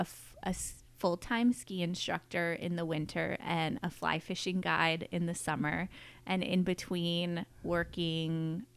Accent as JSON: {"language": "English", "town": "Sonoma", "region": "California", "country": "United States", "tie": "born or raised there", "also_born_or_lived": "Colorado", "said": "raised here. I actually grew up on the ranch that we're on sitting at today. But I currently, when I moved back to Sonoma from Colorado"}